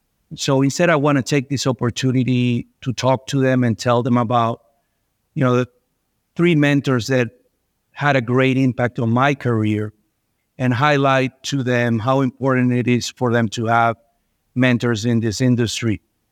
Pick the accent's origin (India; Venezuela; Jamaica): Venezuela; I was born and raised in Venezuela.